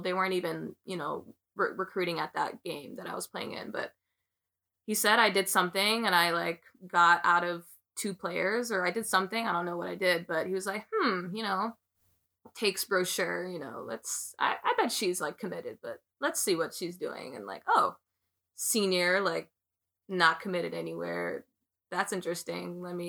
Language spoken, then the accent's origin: English; Jamaica; I guess I'm a good player, and I'm Jamaican, yeah.